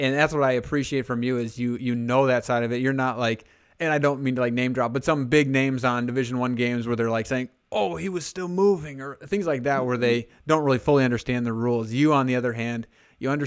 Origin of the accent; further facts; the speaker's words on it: Alexandria, South Dakota, United States; growing up, I'm originally from Hanson or Alexandria, Hanson High School